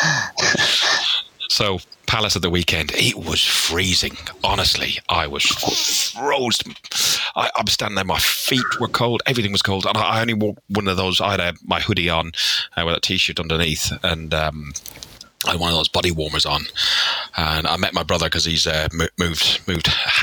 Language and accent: English; Ireland; I'm Irish